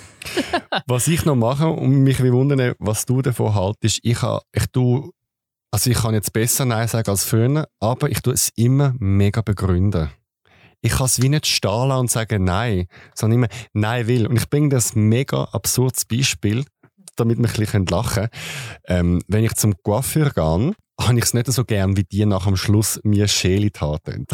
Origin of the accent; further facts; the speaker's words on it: Switzerland; als Schweizer